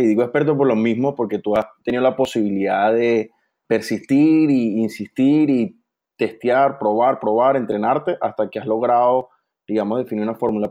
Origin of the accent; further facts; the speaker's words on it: Venezuela; somos los dos de Venezuela